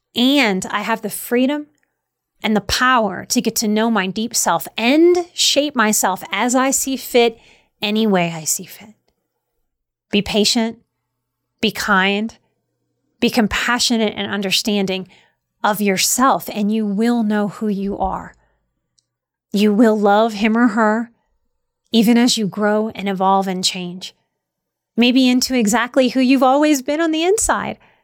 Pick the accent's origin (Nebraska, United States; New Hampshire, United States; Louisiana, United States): Louisiana, United States; I grew up in Louisiana